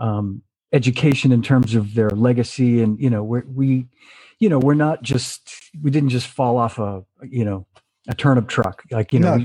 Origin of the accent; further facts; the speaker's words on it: United States; as an American